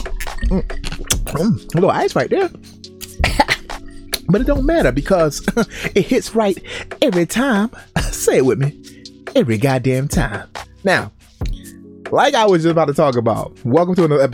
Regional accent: Baltimore, Maryland, United States; moved away; Growing up in Baltimore, Maryland

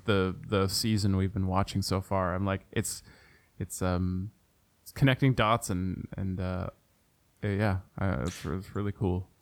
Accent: Ontario, Canada; my hometown, hometown, home province of Ontario.

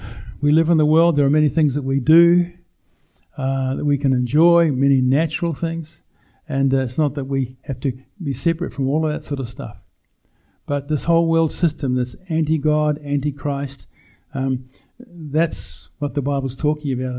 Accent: New Zealand; We grew up in New Zealand, no television

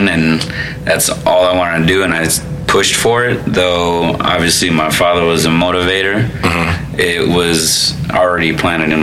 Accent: Florida, United States; born or raised there; also born or lived in Chicago, Illinois / Cicero, Illinois

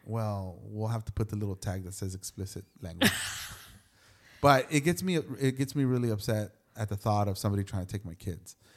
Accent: Los Angeles, California, United States; I grew up in Hollywood, and so I must have been. I think when we moved out of there, I was like thirteen or fourteen.

